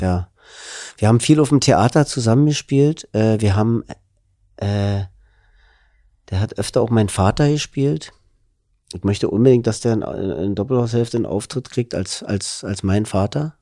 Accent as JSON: {"language": "German", "region": "Berlin", "country": "Germany", "accent": "Berlinisch", "said": "als Berliner"}